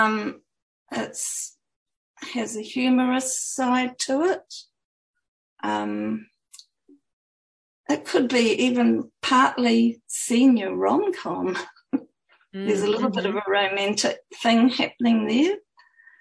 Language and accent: English; New Zealand; also born or lived in Auckland, New Zealand; my home country, showcased New Zealand